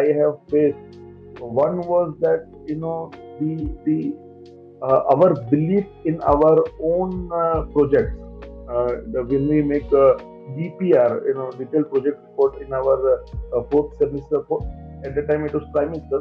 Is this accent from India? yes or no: yes; a small town near Mumbai, Maharashtra, India; first language Gujarati; English is a second language; My mother tongue is Gujarati, but I'm born and brought up in a small town near Mumbai that is called Kolkata.